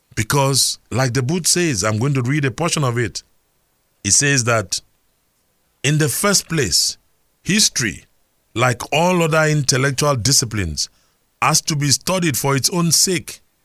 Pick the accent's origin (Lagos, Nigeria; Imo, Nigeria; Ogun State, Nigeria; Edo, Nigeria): Lagos, Nigeria; I remember growing up in Surulere, where we had a health center in Gbaja.